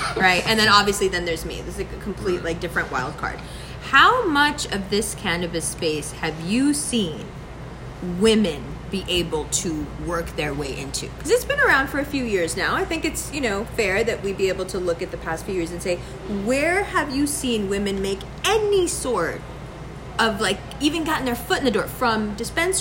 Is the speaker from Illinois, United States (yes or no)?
no; New York City, New York, United States; I'm also from Harlem